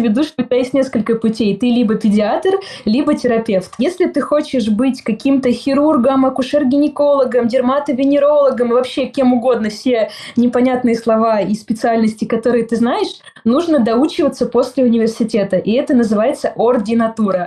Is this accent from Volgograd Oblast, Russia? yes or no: yes; Kotelnikovo, Volgograd Oblast, Russia; moved away; я выросла в городе, который называется-то городом с недавнего времени. То есть, в принципе, большая деревня